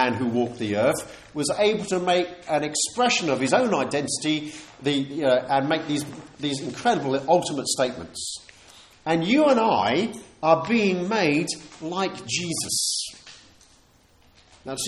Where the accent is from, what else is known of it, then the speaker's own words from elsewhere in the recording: United Kingdom; We're humble British people